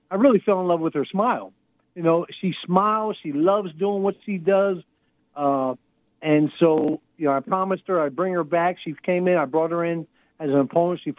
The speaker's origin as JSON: {"language": "English", "region": "Texas", "country": "United States", "said": "my second home is really in Houston, Texas. But uh, so I'm a Texan, all right."}